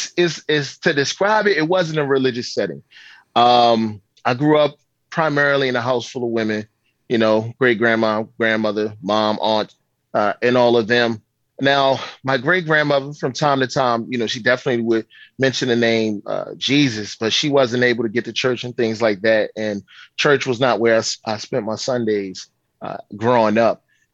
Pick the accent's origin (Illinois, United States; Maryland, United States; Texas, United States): Maryland, United States; Baltimore; It's a rough city. It is a hard town, but if you can make it here, you can make it anywhere.